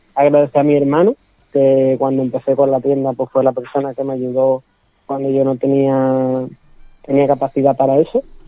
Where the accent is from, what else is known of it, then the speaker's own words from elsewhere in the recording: Seville, Andalusia, Spain; yo soy nacido aquí en Sevilla, criado aquí en Sevilla